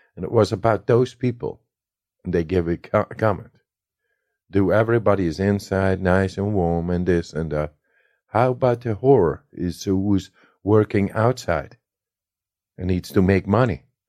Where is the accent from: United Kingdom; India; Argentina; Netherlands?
Netherlands; I come from the Netherlands